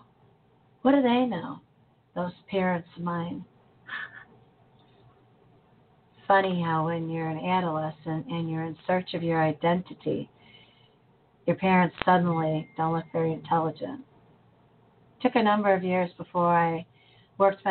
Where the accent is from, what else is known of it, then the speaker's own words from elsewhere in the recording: United States; as an American